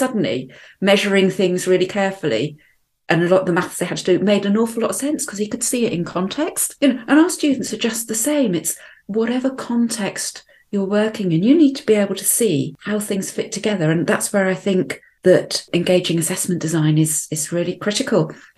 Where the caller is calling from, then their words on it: Arbroath, Scotland, United Kingdom; I'm joining us from Arbroath. That's on the east coast of Scotland, famous for its smokies, although being vegetarian, I've never actually tried one.